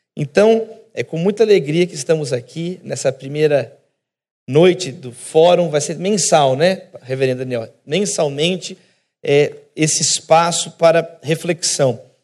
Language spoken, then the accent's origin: Portuguese; Brazil; Brasileiros somos nós. Eu, nós somos brasileiros